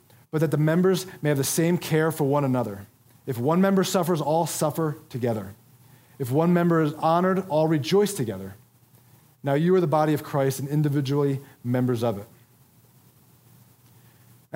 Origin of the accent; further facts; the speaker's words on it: Philadelphia, Pennsylvania, United States; my hometown of Philadelphia